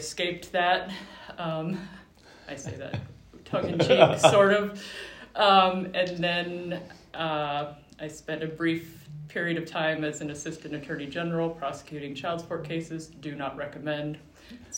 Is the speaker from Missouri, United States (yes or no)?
yes; Lake of the Ozarks, Missouri, United States; moved away as an adult; now in Sioux City, United States; I grew up in the Lake of the Ozarks area, graduated high school there